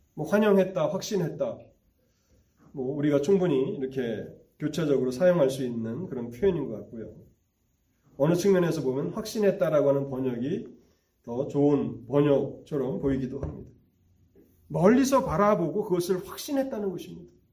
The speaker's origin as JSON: {"language": "Korean", "region": "Gyeonggi Province", "country": "South Korea", "tie": "born or raised there", "moved": "yes", "said": "저는 고향이 경기도인데"}